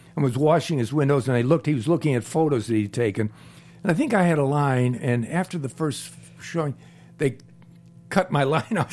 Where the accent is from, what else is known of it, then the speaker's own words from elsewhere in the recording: Cleveland, Ohio, United States; moved away; I'm from Cleveland.